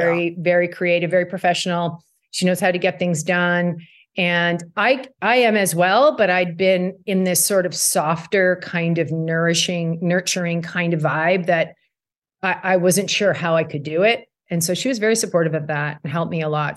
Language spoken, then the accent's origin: English; Burnaby, British Columbia, Canada; moved away; growing up in Burnaby